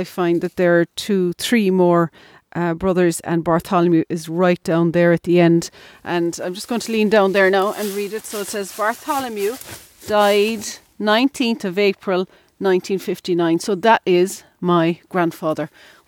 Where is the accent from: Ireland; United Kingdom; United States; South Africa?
Ireland; Ovens, Munster; And this house here reminds me of the house that I grew up in Ovens.